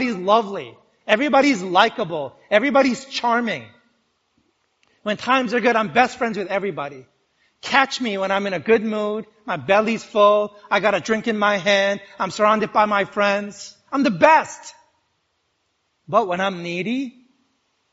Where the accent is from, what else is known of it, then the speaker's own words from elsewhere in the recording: New York, United States; I'm a New Yorker